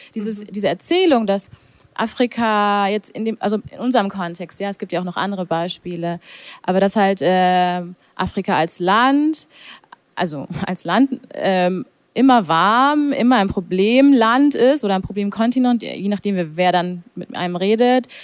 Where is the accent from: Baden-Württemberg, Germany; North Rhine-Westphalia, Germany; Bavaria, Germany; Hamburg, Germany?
Bavaria, Germany; Augsburg; Und ich sage Augsburg